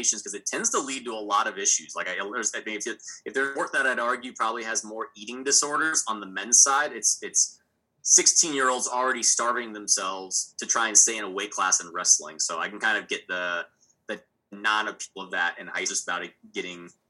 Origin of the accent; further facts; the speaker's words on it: Texas, United States; I'm from Texas